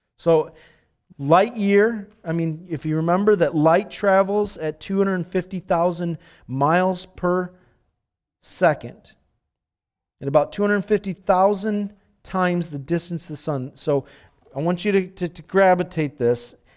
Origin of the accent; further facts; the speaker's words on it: Dominican Republic; moved away; I was born in the Dominican, so I'm a Dominican